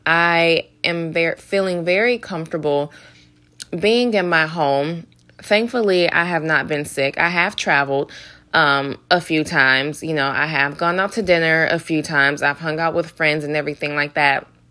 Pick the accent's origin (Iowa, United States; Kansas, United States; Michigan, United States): Michigan, United States; Detroit; moved away; I'm from Detroit